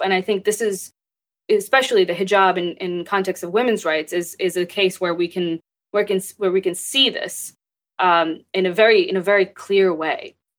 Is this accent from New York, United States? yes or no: no; Texas, United States; also born or lived in Pakistan; I grew up in Texas. I was born in Pakistan, and I moved here